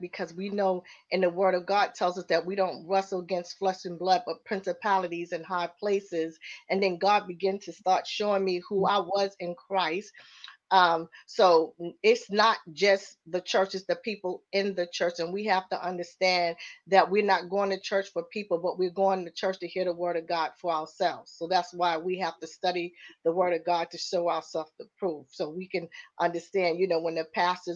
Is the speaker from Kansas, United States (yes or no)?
no; New York City, New York, United States; I am from Queens, New York